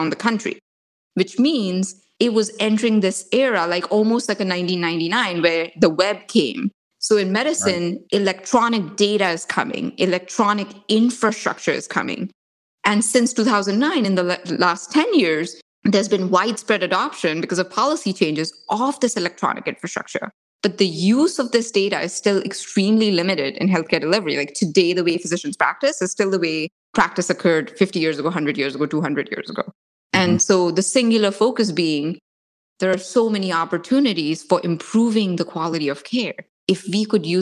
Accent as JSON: {"language": "English", "country": "India", "tie": "born or raised there", "said": "I grew up in India, in like a tiny little town in India."}